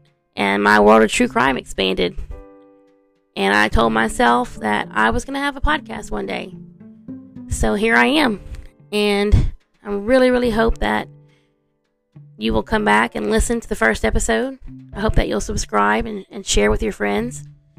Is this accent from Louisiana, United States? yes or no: yes; Lake Charles, Louisiana, United States; I am from Southwest Louisiana, right outside of Lake Charles, which is about 30 minutes east of the Texas border, which is probably why I sound like I'm from Texas and don't have that true Cajun accent we all love.